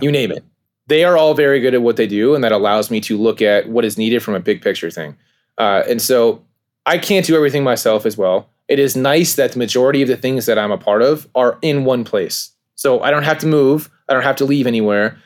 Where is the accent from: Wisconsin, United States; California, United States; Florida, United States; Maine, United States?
California, United States; I'm from California myself. I have family that's from the East Coast.